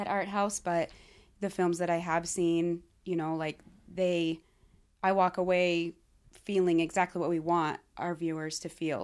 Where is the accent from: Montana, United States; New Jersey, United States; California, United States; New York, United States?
Montana, United States; Laurel; also born or lived in Billings, Montana; I grew up just outside of Billings in Laurel, but spent the majority of my time in Billings